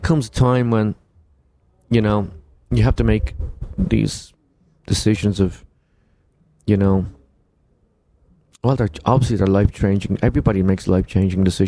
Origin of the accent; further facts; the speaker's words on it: Ireland; moved away; also born or lived in London; We grew up together in Ireland. And I moved to London